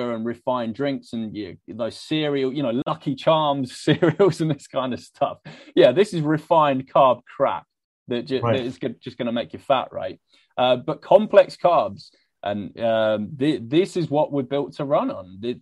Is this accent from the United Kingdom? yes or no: yes; United Kingdom; I'm British